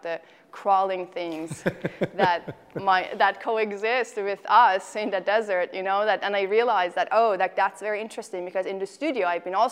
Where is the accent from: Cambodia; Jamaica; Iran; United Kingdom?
Iran; moved away as an adult; also born or lived in Chicago; now in Tucson, United States; I was born and raised in Iran, and I finished my undergraduate at the University of Tehran